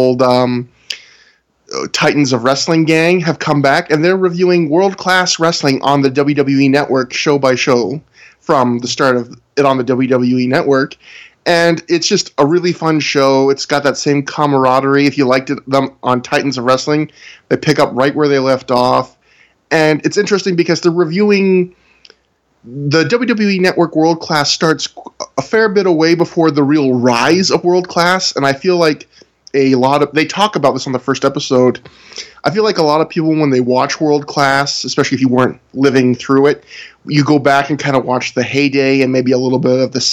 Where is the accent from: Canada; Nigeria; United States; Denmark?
Canada; I'm Canadian